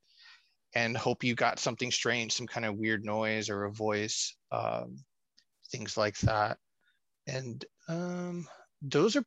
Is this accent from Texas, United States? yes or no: yes; Corpus Christi, Texas, United States; my hometown, Corpus Christi, Texas.